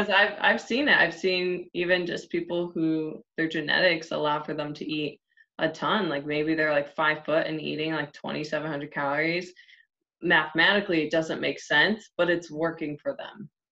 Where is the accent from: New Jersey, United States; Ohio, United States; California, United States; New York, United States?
Ohio, United States; moved away; I'm originally from Ohio